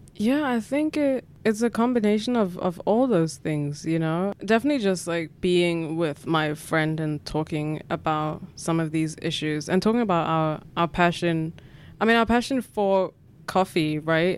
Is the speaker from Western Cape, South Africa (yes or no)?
no; Katlehong, Gauteng, South Africa; I grew up in South Africa in Gatlehong, which is a township in the East Rand, or sort of eastern, southeastern part of Johannesburg